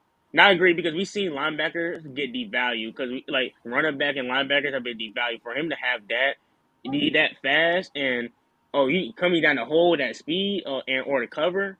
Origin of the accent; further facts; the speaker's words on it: Georgia, United States; I'm from Georgia too.